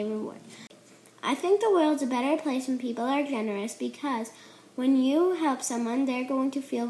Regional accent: Newfoundland and Labrador, Canada; I am 9 years old. I am from Maxton's, Newfoundland.

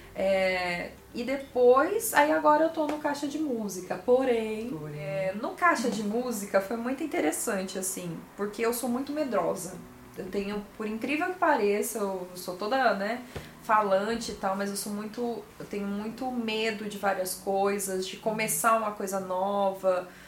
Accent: Mogi das Cruzes, São Paulo, Brazil; Nasci em Mogi das Cruzes. É uma cidade vizinha aqui, a Jacareí, né? Onde fica Novo Tempo. Sou mogiana

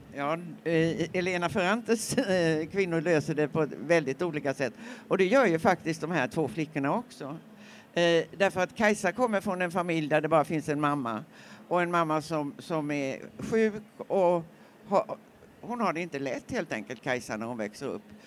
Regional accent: Nässjö, Jönköping County, Sweden; när jag växte upp i Nässjö

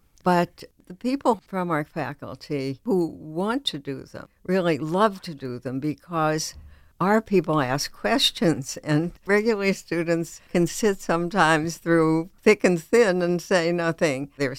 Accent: United States; because I'm an American, because our citizenship expects a lot of us.

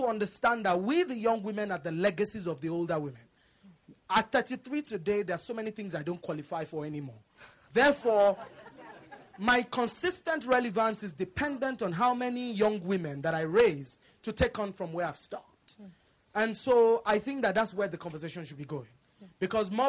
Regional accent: Nigeria; moved away as an adult; now in United States; I come from Nigeria.

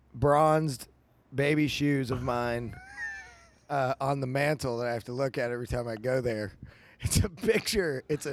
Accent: Kentucky, United States; I'm from Kentucky.

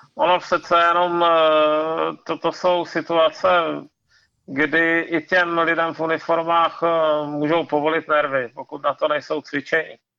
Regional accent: Ostrava region, Moravian-Silesian Region, Czechia; vyrostl jsem, vyrostl jsem na Ostravsku

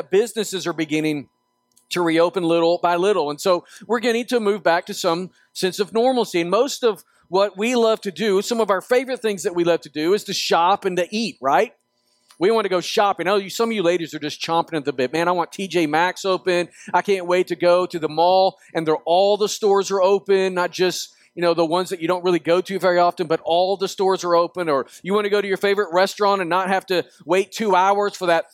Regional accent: Northwest Arkansas, United States; I grew up in Arkansas, Northwest Arkansas

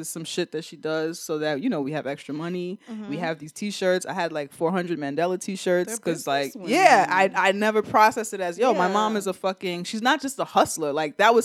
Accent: New York City, New York, United States; We're from the Bronx.

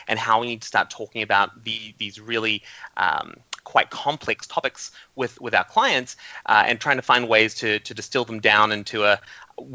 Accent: New Zealand; I grew up in New Zealand, and New Zealand's very small, and we're very isolated from the rest of the world.

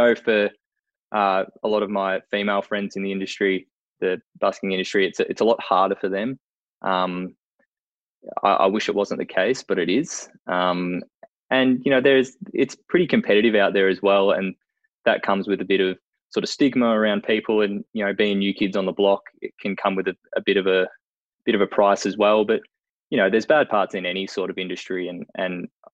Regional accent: Melbourne, Victoria, Australia; I live in Melbourne, born and raised in Melbourne, still live in Melbourne.

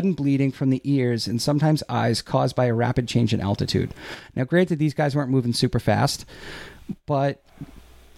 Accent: Quincy, Massachusetts, United States; We knew each other growing up in Quincy

